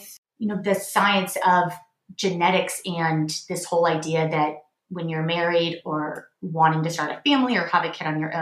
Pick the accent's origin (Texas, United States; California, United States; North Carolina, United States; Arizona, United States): Texas, United States; Houston; also born or lived in Ohio; I'm from Houston, Texas, and that's where I currently live